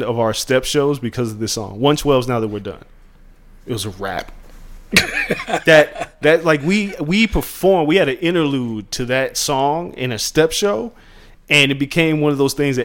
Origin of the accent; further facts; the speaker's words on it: Las Vegas, Nevada, United States; moved away; growing up in Vegas, because it's unlike anywhere else. And I didn't know it until I left